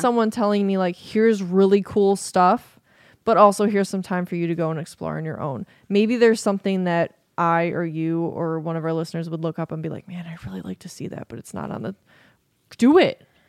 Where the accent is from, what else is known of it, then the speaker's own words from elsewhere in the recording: United States; as an American